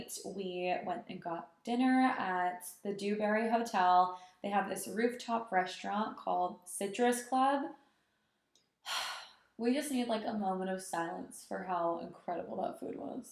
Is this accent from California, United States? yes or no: yes; Sacramento, California, United States; moved away; I'm from Sacramento originally